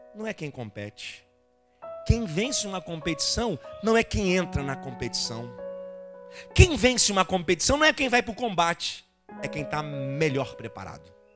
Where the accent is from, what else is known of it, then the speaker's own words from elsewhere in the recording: Teresópolis, Rio de Janeiro, Brazil; Eu sou nascido e criado aqui na Barra, aqui na rua Narciso Martins, número 390.